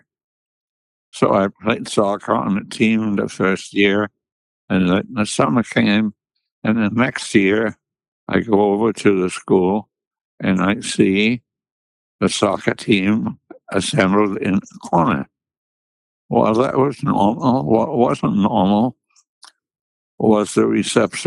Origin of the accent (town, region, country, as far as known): Munich, Bavaria, Germany; born or raised there